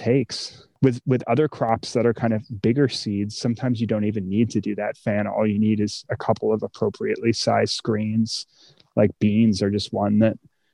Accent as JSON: {"language": "English", "region": "East Coast", "country": "United States", "moved": "yes", "lives_now": "California, United States", "said": "I'm from the East Coast"}